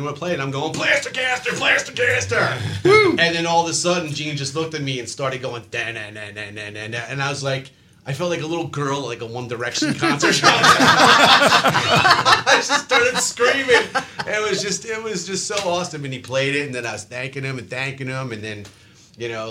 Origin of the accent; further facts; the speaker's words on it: Philly, New Jersey, United States; also born or lived in Philadelphia; I'm from South Jersey, Philly